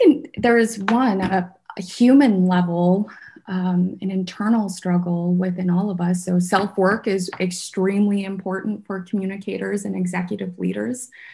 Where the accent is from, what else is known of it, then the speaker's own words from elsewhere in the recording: Sioux Falls, South Dakota, United States; English is a second language; also born or lived in Vietnam / San Francisco; my community here in sioux falls where i grew up